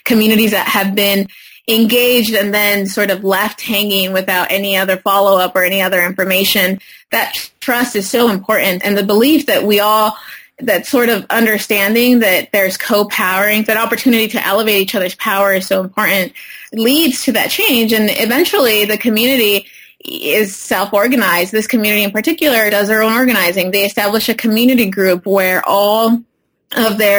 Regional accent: Parlier, California, United States; I grew up in a small city, Parlier, in the county of Fresno, primarily Latino community, farm worker community

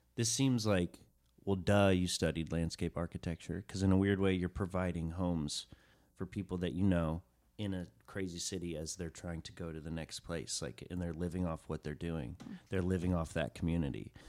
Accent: Chattanooga, Tennessee, United States; first language English; I grew up in Chattanooga, Tennessee

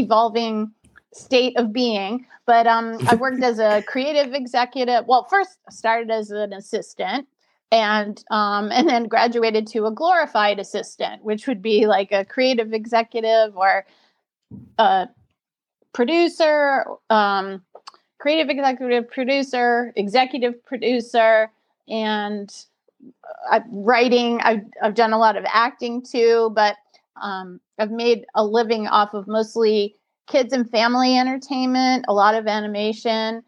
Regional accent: New Orleans, Louisiana, United States; now in Los Angeles, United States; I'm coming at you today from Los Angeles, California, but I'm originally from New Orleans, Louisiana

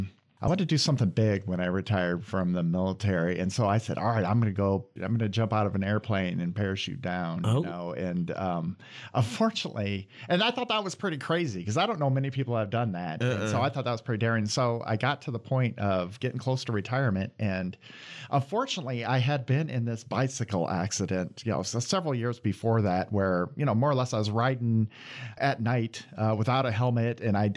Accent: Iowa, United States; moved away as an adult; now in Michigan, United States; I'm from Iowa originally, and I went to school at Iowa State, and I moved 20 years in the military and then moved to Michigan. I've been here about 8 years. So I think now I'm starting to transform into a true Michigander.

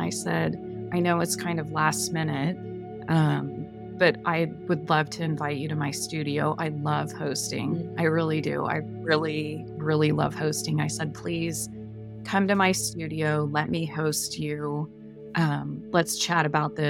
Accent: Pasadena, California, United States; also born or lived in south of France; now in California, United States; growing up

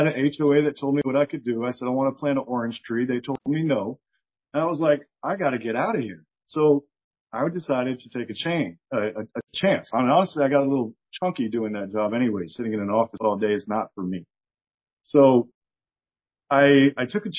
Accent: South Florida, United States; I grew up in South Florida

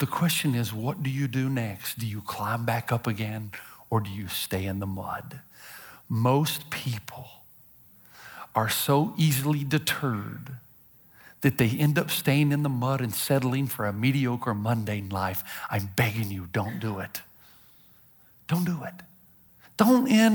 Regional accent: Tennessee, United States; I'm from Tennessee

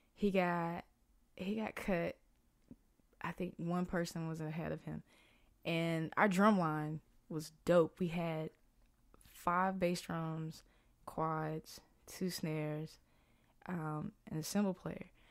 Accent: the South, United States; moved away as an adult; also born or lived in New York; I'm a kid from the South

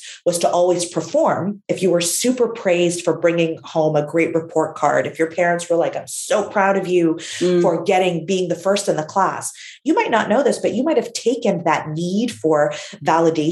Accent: Canada; My parents immigrated from Syria to Canada.

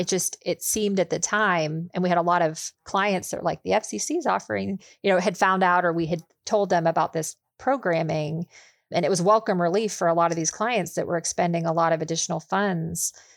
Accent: Pittsburgh, Pennsylvania, United States; also born or lived in Charlotte, North Carolina; now in Indianapolis, United States; I grew up outside of Pittsburgh, Pennsylvania

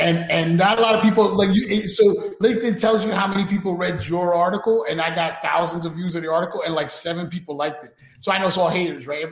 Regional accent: New York City, New York, United States; we grew up in New York City and we grew up going to clubs

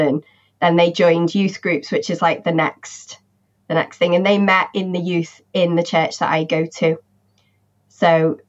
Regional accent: Liverpool, North West England, United Kingdom; No, never. Always lived in Liverpool. Thought about leaving a few times, but never ended up doing it.

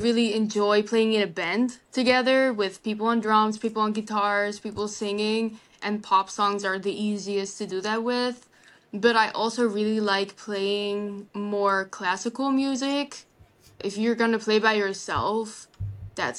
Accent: Rotterdam, South Holland, Netherlands; English is a second language; moved away as an adult; also born or lived in Illinois / Wisconsin; now in Milwaukee, United States; I was born in Rotterdam, which is like an hour away from Amsterdam, pretty close

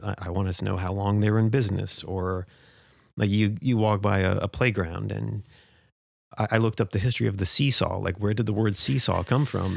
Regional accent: New Jersey, United States; moved away as an adult; also born or lived in Tucson, Arizona / Flagstaff, Arizona; now in Portland, United States; born and raised in New Jersey

